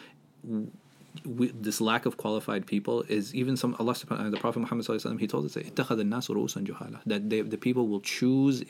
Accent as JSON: {"language": "English", "region": "Connecticut", "country": "United States", "tie": "born or raised there", "said": "I grew up in Connecticut"}